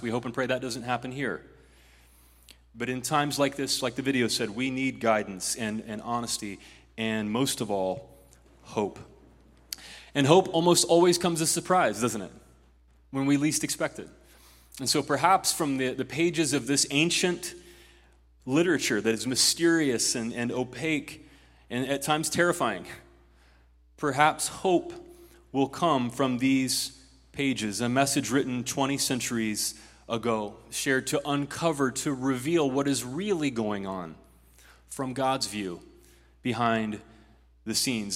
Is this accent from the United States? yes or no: yes; Ohio, United States; In my home state of Ohio